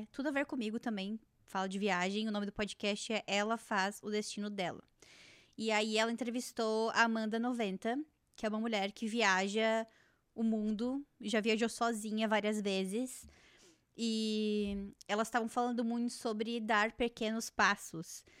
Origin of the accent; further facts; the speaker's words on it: Joinville, Santa Catarina, Brazil; moved away; also born or lived in Jaraguá do Sul; eu vim do Joinville e morando lá em Jaraguá